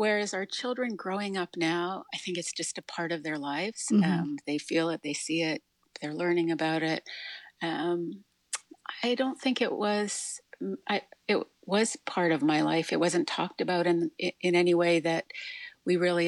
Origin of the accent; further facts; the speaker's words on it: Alberta, Canada; moved away as an adult; also born or lived in New York City area; now in New York City, United States; I was born and raised in Canada, in Alberta, and I spent now half my life in the New York City area